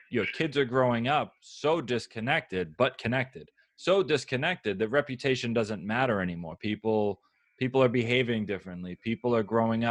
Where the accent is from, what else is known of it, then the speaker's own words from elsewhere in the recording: United States; I'm an American hostage. I was born here